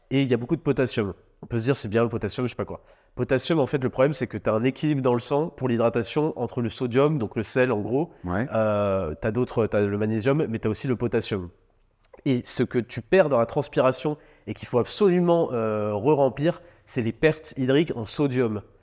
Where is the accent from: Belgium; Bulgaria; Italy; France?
France; on a grandi en France